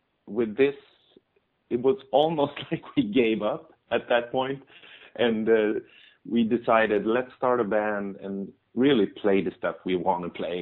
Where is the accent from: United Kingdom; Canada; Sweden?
Sweden; We're Swedish